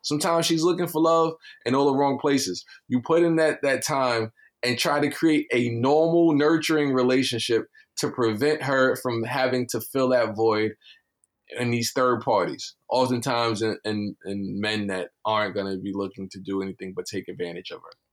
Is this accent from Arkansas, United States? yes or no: no; New York City, New York, United States; I am from Brownsville.